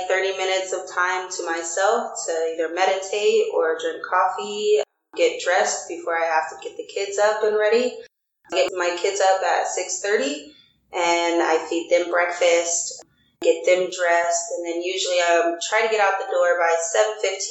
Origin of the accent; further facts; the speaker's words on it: Des Moines, Iowa, United States; I grew up in Des Moines, primarily in like the East Side neighborhood